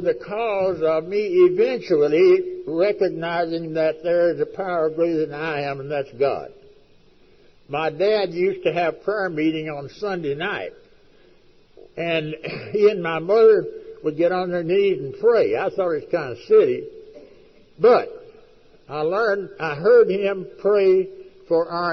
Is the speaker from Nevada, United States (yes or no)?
no; West Texas, United States; I was raised out in West Texas, a sorry damn country